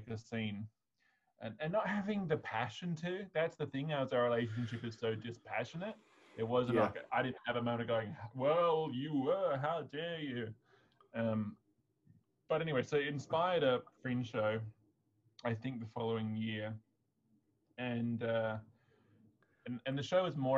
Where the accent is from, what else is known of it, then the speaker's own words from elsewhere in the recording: Australia; I'm white Australian